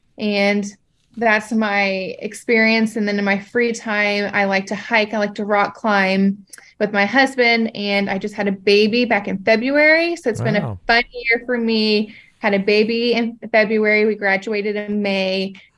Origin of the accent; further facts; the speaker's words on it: Lexington, Kentucky, United States; I grew up in Lexington, Kentucky.